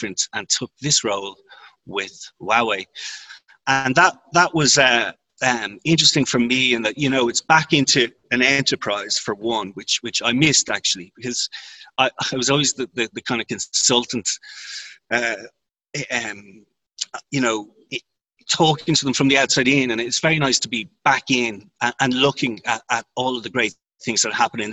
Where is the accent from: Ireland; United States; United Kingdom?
Ireland; I'm from Ireland, which is a common law jurisdiction